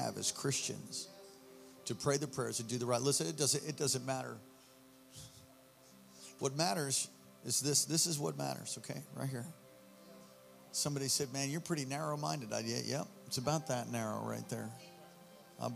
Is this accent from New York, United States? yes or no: yes; New York City, New York, United States; moved away as an adult; also born or lived in Hawaii; I'm from New York originally. The first 18 years of my life, I was born on the Lower East Side at St. Vincent's Hospital